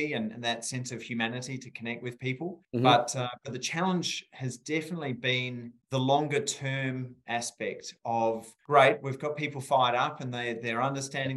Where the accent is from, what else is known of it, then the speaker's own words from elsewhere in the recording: rural South Australia, Australia; I grew up in rural South Australia, as you may tell from my beautiful accent.